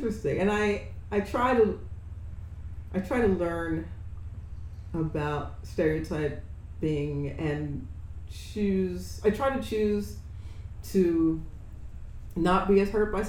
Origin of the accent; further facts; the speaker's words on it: New Jersey, United States; I'm from New Jersey